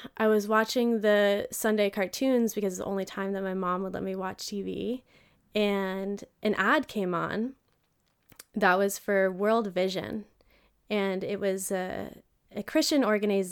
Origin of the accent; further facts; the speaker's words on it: Vermont, United States; I grew up in an all-white town in Vermont